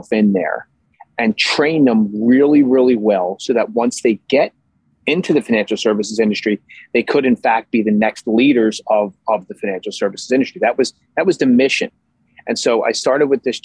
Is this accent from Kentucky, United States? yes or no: no; Philadelphia, Pennsylvania, United States; moved away as an adult; now in Massachusetts, United States; I born and raised in Philadelphia